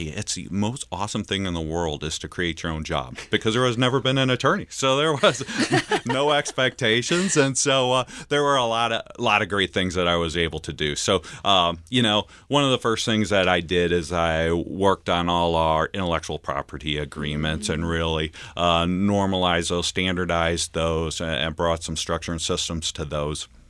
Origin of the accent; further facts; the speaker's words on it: Altamont, Illinois, United States; also born or lived in Red Bud, Illinois; grew up, uh, in central Illinois, in Altamont, Illinois, outside of there where my dad was a pastor